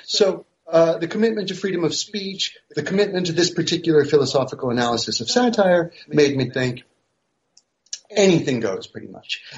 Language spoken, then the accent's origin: English; United States; moved away as an adult; also born or lived in Paris, France; now in France; I'm originally American